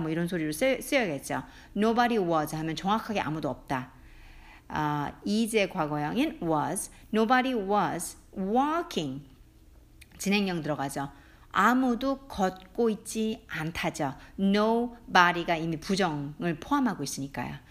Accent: South Korea; first language Korean; 한국 사람, 저는 모국어 한국말이니까

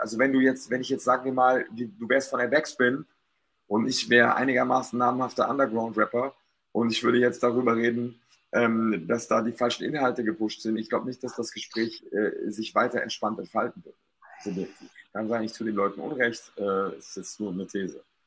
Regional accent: Stuttgart, Baden-Württemberg, Germany; ich war halt hier als Stuttgarter

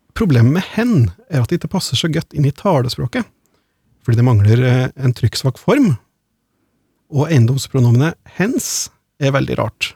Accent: Hedmark and Oppland, Innlandet, Norway; accent: Hedmark/Oppland dialect

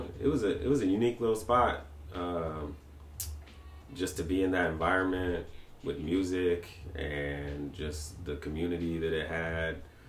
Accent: Portland, Oregon, United States; I'm from here, born and raised. Same little neighborhood that I grew up in. I still live in now, North Portland.

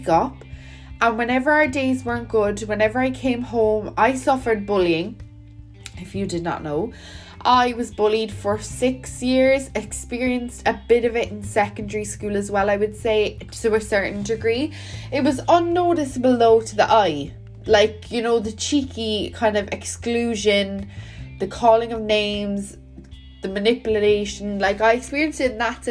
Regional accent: Welsh, Wales, United Kingdom; I'm Welsh

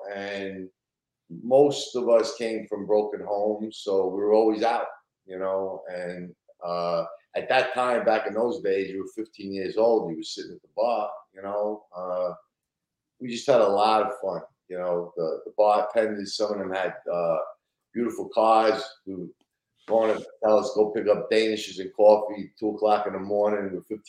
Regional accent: Brooklyn, New York, United States; Sunset Park, Brooklyn.

